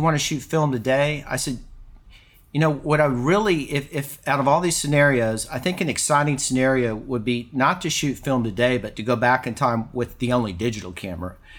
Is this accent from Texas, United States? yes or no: yes; Houston, Texas, United States; moved away as an adult; also born or lived in California; growing up in Texas